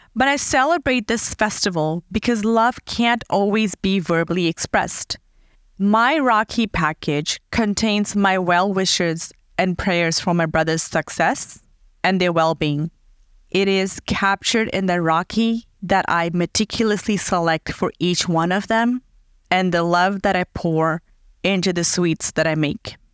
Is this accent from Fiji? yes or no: yes; Fiji; moved away; I was born in Fiji, a tiny island in the Pacific Ocean